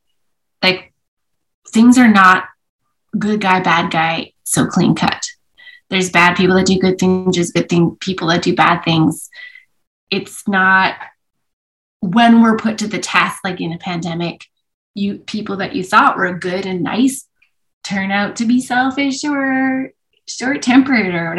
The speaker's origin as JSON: {"language": "English", "town": "Edmonton", "region": "Alberta", "country": "Canada", "tie": "born or raised there", "also_born_or_lived": "Vancouver", "said": "I grew up in Edmonton when in some years where Edmonton won things."}